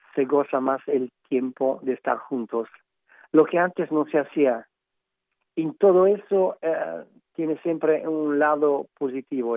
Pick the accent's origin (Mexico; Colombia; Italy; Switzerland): Italy; Emilia-Romagna; Spanish is a second language; yo como, como italiano